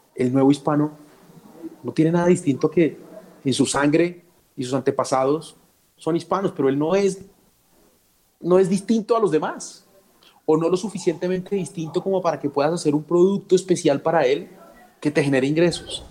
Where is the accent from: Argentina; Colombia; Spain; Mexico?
Colombia; Soy un café colombiano, muy colombiano. En ningún lado soy tan feliz como soy aquí, en mi país.